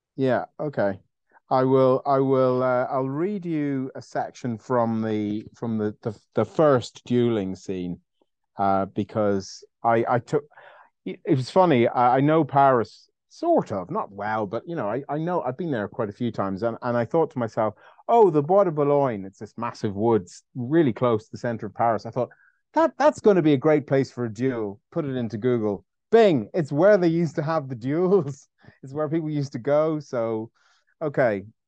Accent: Ireland; I'm Irish

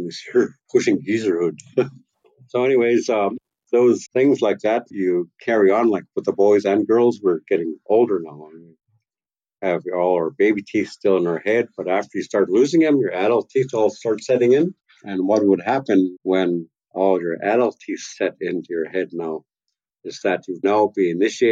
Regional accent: Tla-o-qui-aht, west coast of Vancouver Island, British Columbia, Canada; I'm from tlau quer, from the house of Iwas

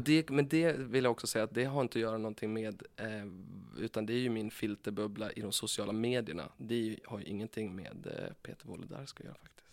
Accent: Timrå, Västernorrland County, Sweden; moved away; Jag kommer ifrån Timrå, heter det. Timrå var ju, eh, när jag växte upp, Sveriges tredje fattigaste kommun.

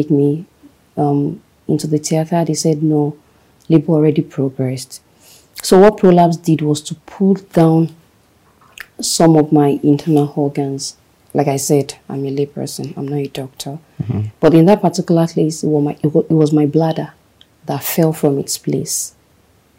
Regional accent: Ife, Osun, Nigeria; moved away; I grew up in Ife.

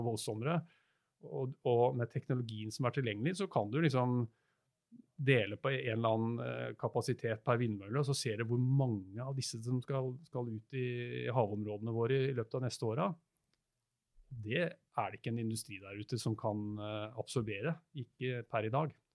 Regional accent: Norway; vi er nordmenn

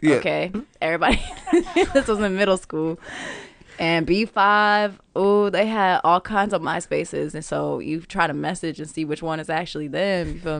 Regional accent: Sacramento, California, United States; I'm from Sacramento.

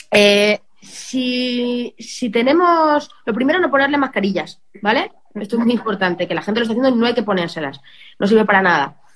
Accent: Belmonte, Castilla-La Mancha, Spain; now in Madrid, Spain; yo me puedo ir a mi pueblo, me puedo ir a Belmonte bueno, fenomenal, pero no, mi casa de Belmonte no está condicionada como está mi casa de Madrid.

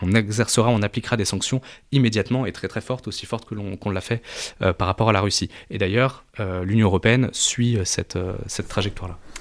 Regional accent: France; quand on est français

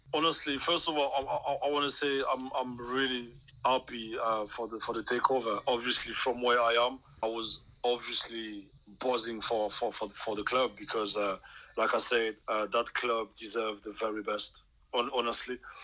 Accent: Cameroon; English is a second language; moved away as an adult; also born or lived in Wrexham, Wales

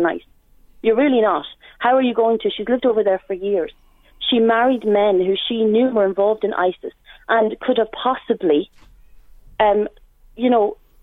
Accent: Dundalk, Leinster, Ireland; born or raised there

